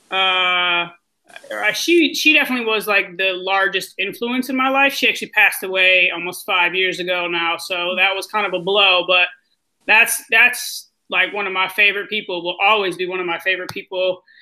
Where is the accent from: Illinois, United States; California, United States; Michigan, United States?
Michigan, United States; Ann Arbor; also born or lived in Chicago, United States; I'm from Ann Arbor, but I've lived on both coasts and I've lived in Chicago.